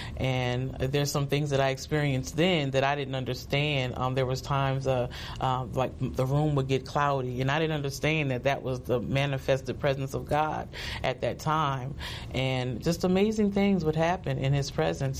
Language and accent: English; New Jersey, United States; also born or lived in High Point, North Carolina; I was born in High Point, North Carolina and um, shortly after that, my parents moved to New Jersey